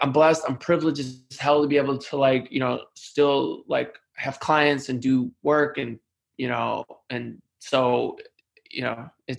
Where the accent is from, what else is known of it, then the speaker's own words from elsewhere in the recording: New York, United States; as a New Yorker, a proud New Yorker, I have not loved all the narratives about New York